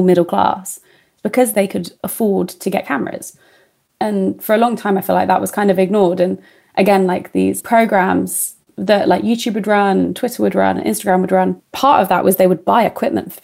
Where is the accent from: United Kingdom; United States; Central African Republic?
United Kingdom; Tunbridge Wells, South East England; I'm really lucky to have grown up in Tunbridge Wells